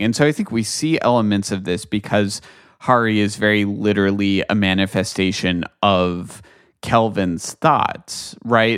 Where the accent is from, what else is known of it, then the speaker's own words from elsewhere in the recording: United States; as an American